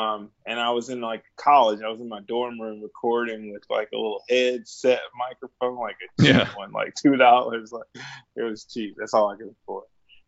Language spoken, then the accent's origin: English; Charlotte, North Carolina, United States; I'm from Charlotte, North Carolina.